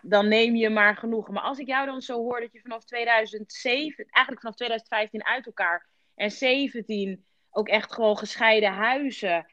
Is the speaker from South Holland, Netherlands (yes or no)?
yes; Rotterdam, South Holland, Netherlands